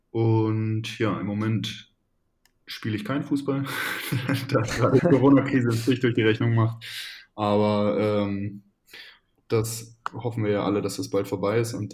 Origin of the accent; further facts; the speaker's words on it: Landringhausen, Lower Saxony, Germany; ich äh, bin gebürtiger Hannoveraner, ich bin im Umland von Hannover geboren, bin 24 Jahre alt